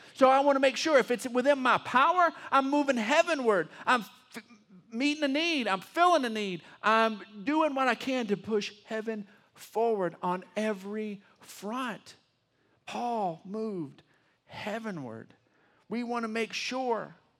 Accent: Texas, United States; I'm a Texan, and I'm, I love being a Texan

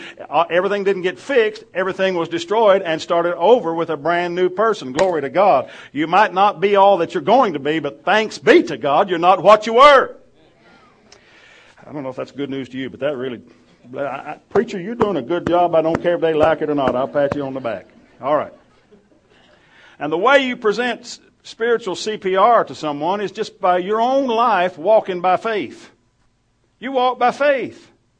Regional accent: Oklahoma, United States; now in West Texas, United States; I came from Oklahoma. I wasn't, but I spent 15 years here, and now I can do two important things at once.

